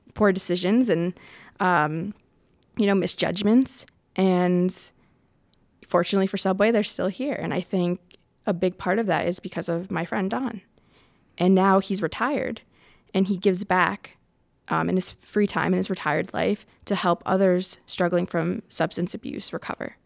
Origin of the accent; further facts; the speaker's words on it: Connecticut, United States; moved away as an adult; also born or lived in Asuncion, Paraguay; now in Rhode Island, United States; I grew up in Connecticut